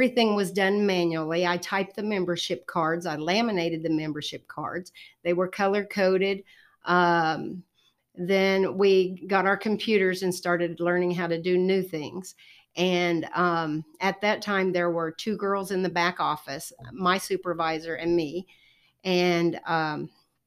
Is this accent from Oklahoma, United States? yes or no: yes; Enid, Oklahoma, United States; also born or lived in California; I've been here most of my life